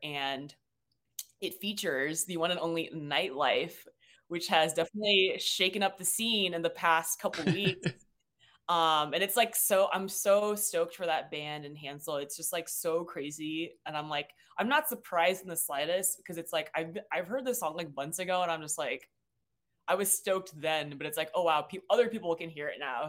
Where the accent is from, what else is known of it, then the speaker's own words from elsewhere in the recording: Seattle, Washington, United States; moved away as an adult; now in Los Angeles, United States; I'm originally from Seattle, Washington